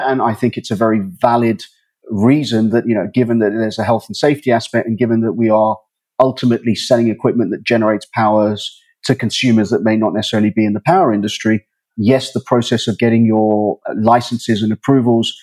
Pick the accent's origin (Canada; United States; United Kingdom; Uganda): Uganda; I'm from Uganda, born and bred.